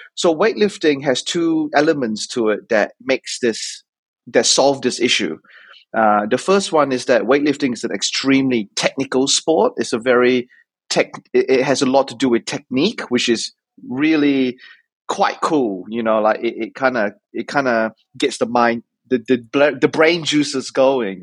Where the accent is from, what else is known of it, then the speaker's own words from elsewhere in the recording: Auckland, New Zealand; also born or lived in Otago / Australia; I came to Otago from Auckland because I did high school in Auckland